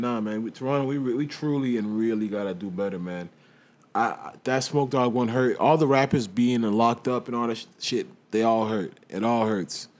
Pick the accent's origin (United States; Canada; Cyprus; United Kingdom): United Kingdom; England; I'm from England. I love England